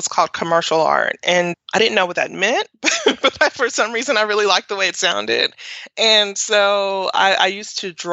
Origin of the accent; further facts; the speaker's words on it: Nashville, Tennessee, United States; I grew up in Nashville and I went to Tennessee State University for undergrad. So that's home, and Nashville is home